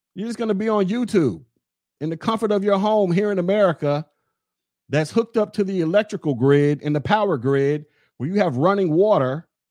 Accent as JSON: {"language": "English", "country": "United States", "said": "I'm American."}